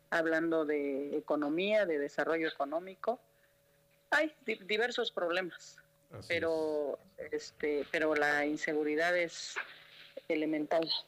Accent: Mexico; Nosotros, como todo mexicano y hacemos uso del derecho constitucional del artículo este 13 de la de la Constitución de Oaxaca y del octavo Constitucional Federal.

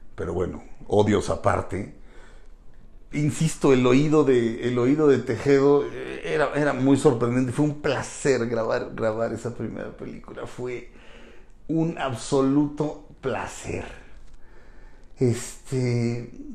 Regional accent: Mexico; que hacemos el doblaje somos mexicanos

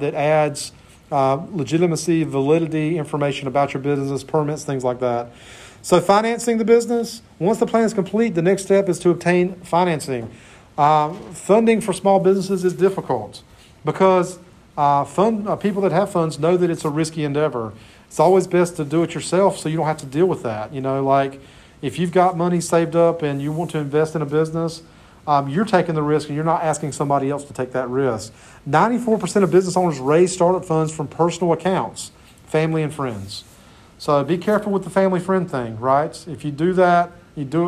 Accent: Clinton, North Carolina, United States; There's a great little restaurant in my hometown, Clinton, called Jennifer's Grill.

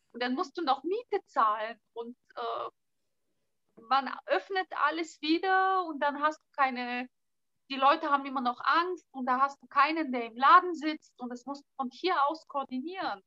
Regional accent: Southern Bulgaria, Bulgaria; first language Bulgarian; German is a second language; now in Berlin, Germany; ich komme aus Südbulgarien, bei uns ist Mittelmeerklima

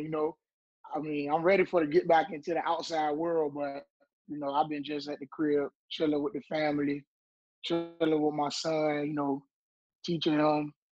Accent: Portsmouth, Virginia, United States; also born or lived in Suffolk, Virginia; I've been staying in Portsmouth all my life. I was born in Suffolk, though. I went to school up until the third grade in Suffolk, but I always stayed out Portsmouth, out Charleston, Cavalry Mountain, Charleston.

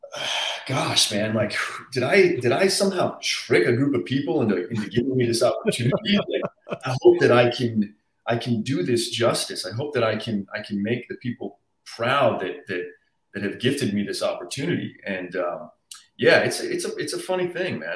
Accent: Arizona, United States; moved away as an adult; now in Los Angeles, United States; I was born in Arizona. Um, I lived there till I was 18 through high school

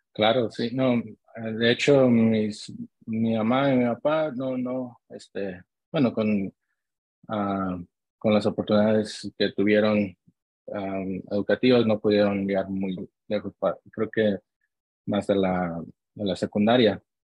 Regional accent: Long Beach, California, United States; also born or lived in Santa Ana, California; yo nací aquí en, en Santa Ana, California y crecí en, ah, en Long Beach, California

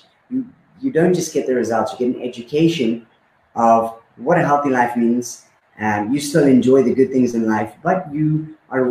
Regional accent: Karoi, Mashonaland West, Zimbabwe; moved away as an adult; now in Malta; I grew up, obviously, in Zimbabwe. I grew up in a small town called Karoi.

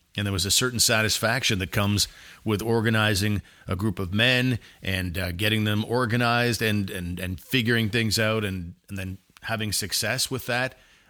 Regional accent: Ottawa, Ontario, Canada; this is my hometown and I do love it

